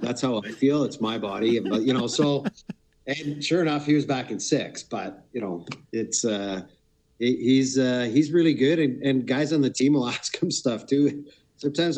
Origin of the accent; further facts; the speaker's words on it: Brampton, Ontario, Canada; also born or lived in Peterborough, Ontario; I was born in Peterborough, but I spent most of my youth and teen era in Brampton, Ontario